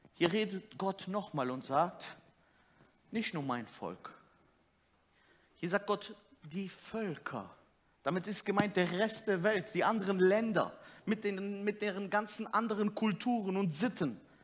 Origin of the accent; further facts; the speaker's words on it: Turkey; als Türke